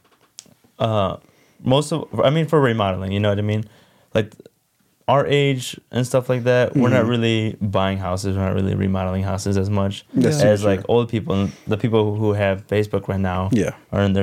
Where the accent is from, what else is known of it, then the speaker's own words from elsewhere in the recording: West Chicago, Illinois, United States; I'm from a suburb called West Chicago